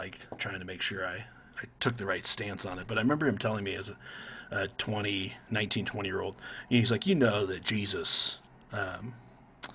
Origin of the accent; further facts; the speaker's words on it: Arizona, United States; moved away as an adult; now in Colorado, United States; I come from Arizona. I spent most of my life there